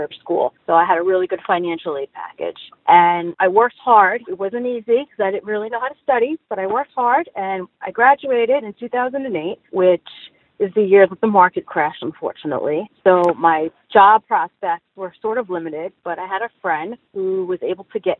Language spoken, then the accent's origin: English; New York City, New York, United States; I was raised in Brooklyn, in Bensonhurst